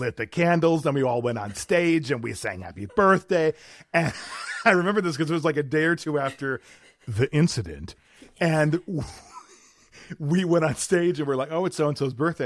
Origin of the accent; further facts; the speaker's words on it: South Milwaukee, Wisconsin, United States; moved away; my hometown, where I grew up and was born and raised